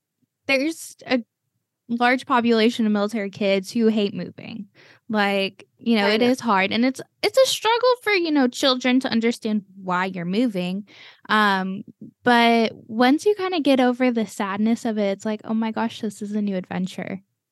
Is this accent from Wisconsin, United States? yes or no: no; Texas, United States; also born or lived in Cleveland, United States / Florida, United States; I was born and raised in Cleveland for 9 years. And then my more formative years were spent in Texas. And then me, you know, throughout all of my teenage years, I was in Florida.